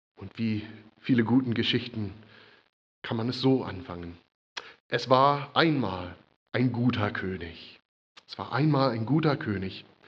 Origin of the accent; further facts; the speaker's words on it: United States; now in Germany; Für mich als Amerikaner